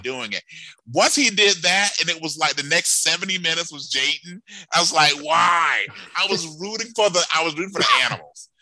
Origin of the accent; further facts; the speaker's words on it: the South, United States; I grew up in the South